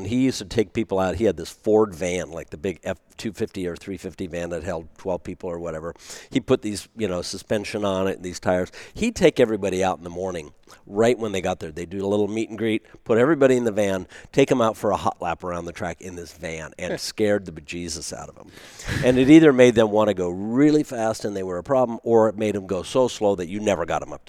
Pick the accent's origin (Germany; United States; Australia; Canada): Germany; born there; I was American, even though I had a German, Italian sounding name